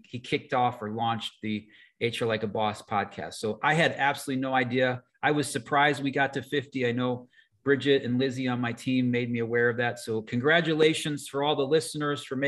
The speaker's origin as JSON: {"language": "English", "town": "Cleveland", "region": "Ohio", "country": "United States", "said": "I'm from Cleveland."}